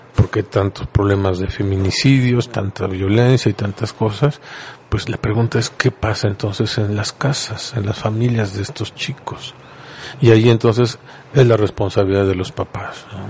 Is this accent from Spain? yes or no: no; Puebla, Mexico; Nosotros somos poblanos charroneros y de ahí no nos mueven